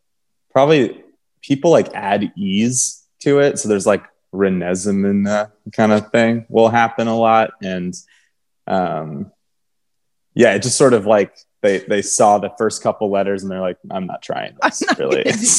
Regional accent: Texas, United States; but I grew up, I was born in Texas, and it's like, you know, people reading it on paper, a lot of people would think it's a Latino name

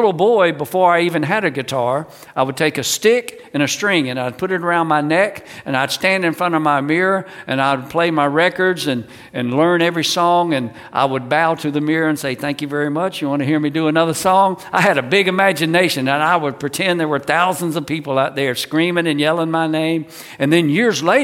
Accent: North Carolina, United States; I grew up in North Carolina, right in the center of the state.

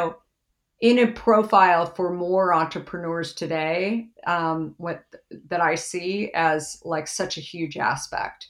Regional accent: Arizona, United States; I grew up in Arizona

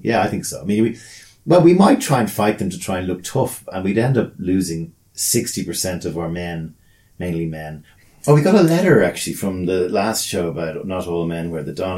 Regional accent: Ireland; as Irish people

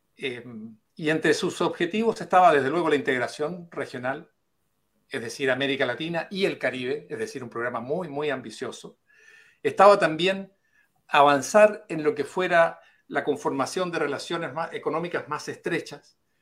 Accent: Chile; como chileno

